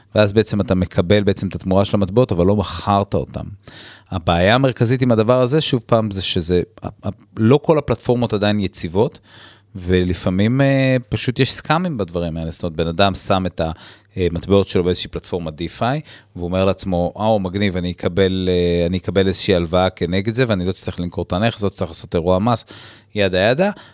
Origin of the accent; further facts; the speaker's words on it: Israel